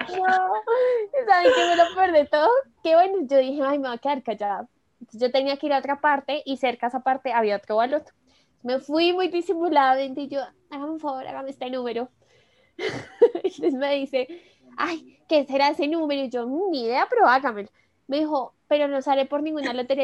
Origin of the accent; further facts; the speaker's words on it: Colombia; como buen colombiano